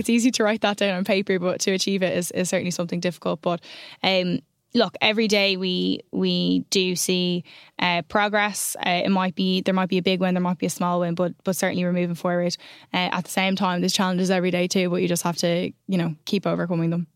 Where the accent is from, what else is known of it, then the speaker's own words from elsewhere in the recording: Ireland; I'm an Irish person